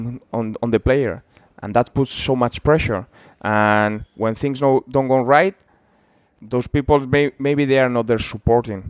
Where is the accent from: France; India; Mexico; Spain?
Spain; San Sebastián, Basque Country; English is a second language; moved away as an adult; also born or lived in Liverpool, United Kingdom; my hometown team